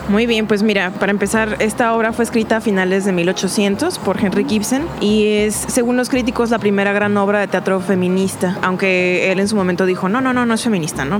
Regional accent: Ensenada, Baja California, Mexico; moved away as an adult; now in Guadalajara, Mexico; cuando recién llegué a Guadalajara, este, soy, de, soy de Ensenada, soy de La Baja

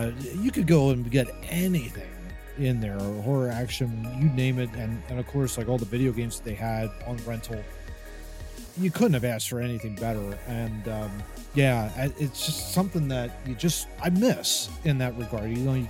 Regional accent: Oreland, Fort Washington area, Pennsylvania, United States; growing up in the Orland, Fort Washington area.

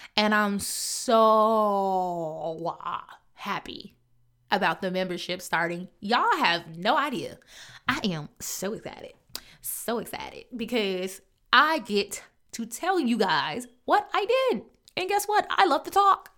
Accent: Chicago, Illinois, United States; I'm from Chicago, so I say growth, but it's growth

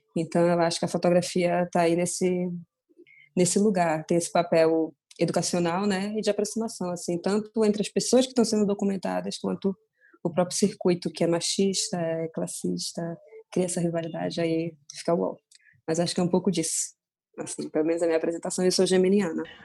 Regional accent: Belém, Pará, Brazil; moved away; eu sou de Belém

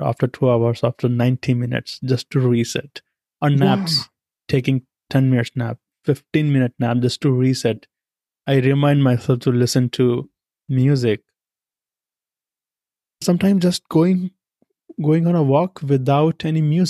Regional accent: India; moved away as an adult; now in United States; I come from India

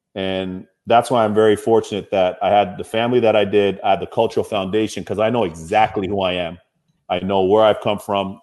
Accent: Toronto, Ontario, Canada; My hometown of Toronto

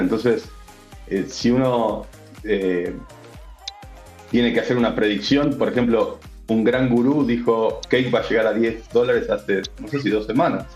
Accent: Argentina; Yo, soy argentino

